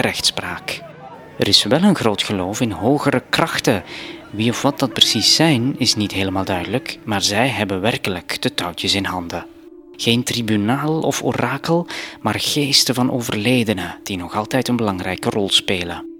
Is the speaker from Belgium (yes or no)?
yes; Flanders, Belgium; moved away as an adult; now in Cambodia